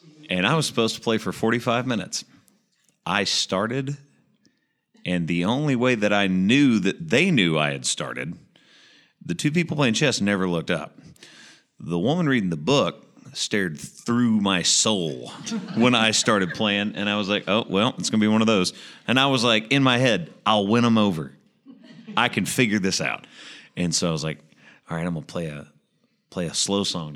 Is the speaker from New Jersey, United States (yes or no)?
no; Murfreesboro, Tennessee, United States; I'm from Murfreesboro, Tennessee